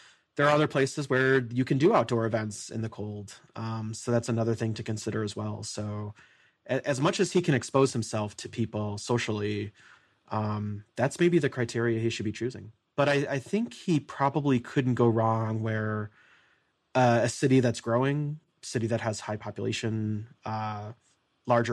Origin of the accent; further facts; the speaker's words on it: Midwest, United States; I'm from the Midwest